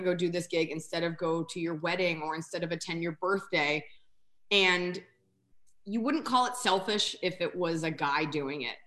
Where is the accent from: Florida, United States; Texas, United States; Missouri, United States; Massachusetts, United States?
Texas, United States; Dallas; moved away as an adult; now in Los Angeles, United States; Dallas, Austin, Texas, because I grew up there